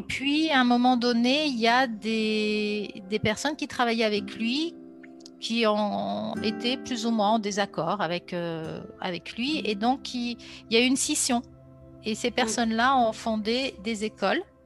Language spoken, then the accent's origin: French; Grenoble, Auvergne-Rhône-Alpes, France; now in Lyon region, France; je suis originaire de Grenoble et euh, J'habite depuis maintenant plus de 30 ans dans la région lyonnaise